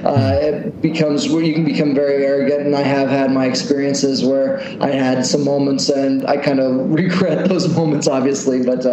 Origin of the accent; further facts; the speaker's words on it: United States; moved away as an adult; now in Indonesia; I didn't even realize it as an American, or as a citizen of the United States, that I was very egocentric.